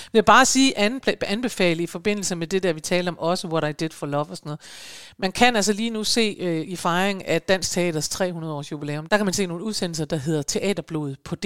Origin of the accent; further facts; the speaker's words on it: Aalborg, North Denmark Region, Denmark; moved away; hjemme i Aalborg